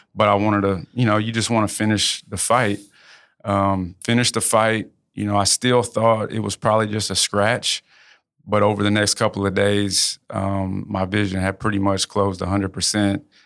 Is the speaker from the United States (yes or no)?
yes; Houston, Texas, United States; moved away as an adult; also born or lived in New Orleans; now in Lafayette, United States; I grew up in Houston.